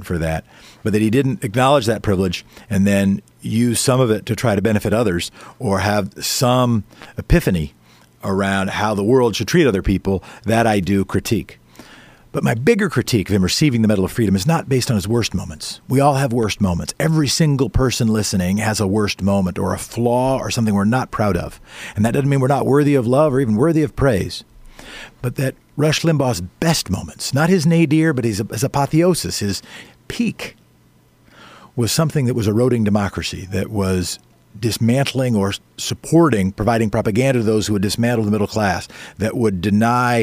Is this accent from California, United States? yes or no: no; Oregon, United States; in my home state, you know, Portland votes differently than other parts of the state.